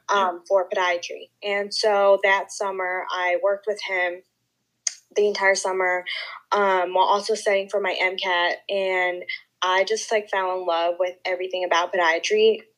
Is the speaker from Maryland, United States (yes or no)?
no; Northern Virginia, United States; moved away; I'm originally from Northern Virginia